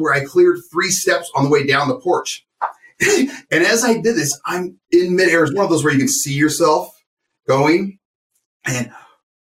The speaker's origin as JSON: {"language": "English", "town": "Covina", "region": "California", "country": "United States", "tie": "born or raised there", "moved": "as an adult", "lives_now": "Lewiston, United States", "said": "I grew up in Los Angeles, California, actually a city called Covina"}